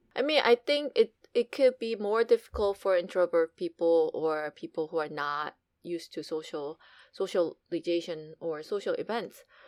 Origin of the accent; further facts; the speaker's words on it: South Korea; now in United States; growing up in Korea